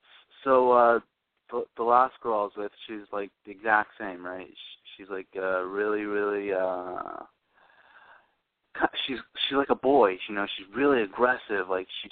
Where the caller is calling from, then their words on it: Florida, United States; Oh, I'm calling from Florida.